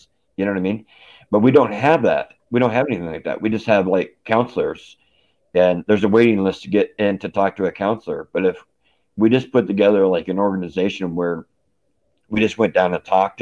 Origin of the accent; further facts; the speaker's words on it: Aurora, Colorado, United States; also born or lived in Denver; I grew up in Aurora